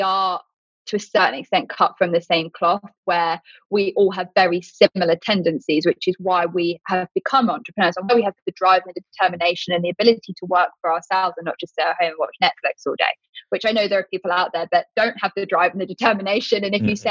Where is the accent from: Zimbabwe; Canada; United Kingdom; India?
United Kingdom; I'm British